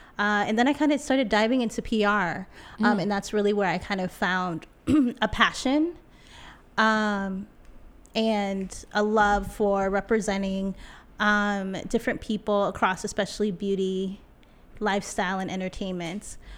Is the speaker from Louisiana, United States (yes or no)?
no; California, United States; now in New York City, United States; Yeah, so originally I'm from Cali. I'm from the Bay Area. Yay, area, stand up.